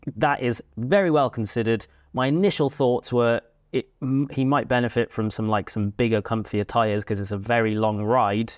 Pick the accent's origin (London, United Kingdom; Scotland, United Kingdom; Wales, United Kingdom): Wales, United Kingdom; Cardiff; moved away; I grew up in Cardiff